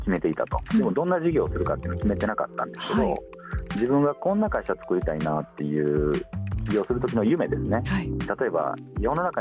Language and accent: Japanese; Higashiosaka, Osaka, Japan; 東大阪の町工場の3代目として生まれてたんですね僕。